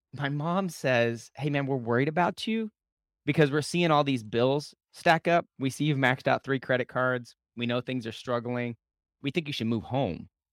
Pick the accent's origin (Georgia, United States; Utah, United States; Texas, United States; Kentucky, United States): Texas, United States; Lubbock; I grew up in West Texas, in Lubbock, Texas